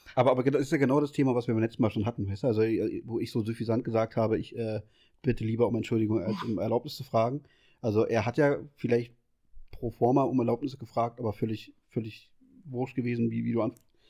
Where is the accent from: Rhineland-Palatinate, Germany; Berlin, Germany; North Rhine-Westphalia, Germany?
Berlin, Germany; also ich bin ja aus Berlin